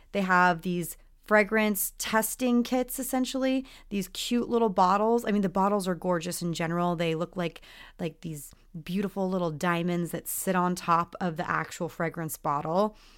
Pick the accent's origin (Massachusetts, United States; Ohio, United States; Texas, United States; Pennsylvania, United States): Texas, United States; I grew up in Texas, so it was very much, like, the Southern girl thing